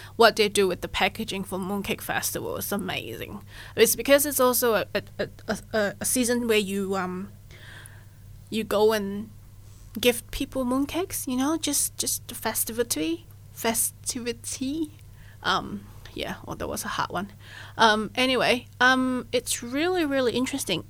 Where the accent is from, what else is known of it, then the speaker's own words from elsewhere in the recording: Malaysia; moved away; I'm originally from Malaysia